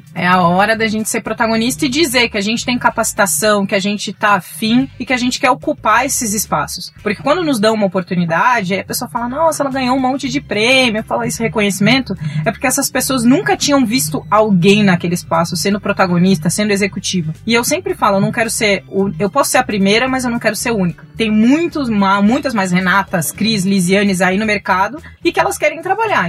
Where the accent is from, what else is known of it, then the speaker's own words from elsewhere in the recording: Pelotas, Rio Grande do Sul, Brazil; moved away as an adult; also born or lived in Maputo, Mozambique; now in São Paulo, Brazil; o McDonald's tinha acabado de chegar em Pelotas, eu sou do interior do Rio Grande do Sul e meus pais não tinham grana para me levar lá